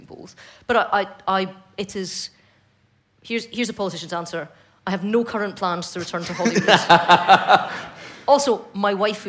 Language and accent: English; Fife, Scotland, United Kingdom; growing up in Fife in the 90s